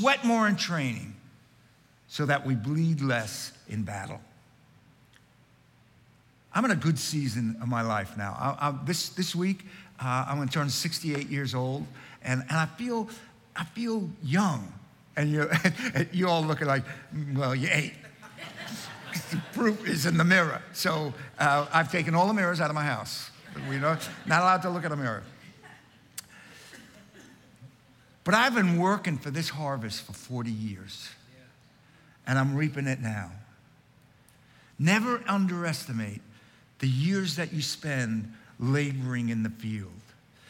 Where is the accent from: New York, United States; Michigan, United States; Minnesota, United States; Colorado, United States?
New York, United States; Long Island; When I was growing up on Long Island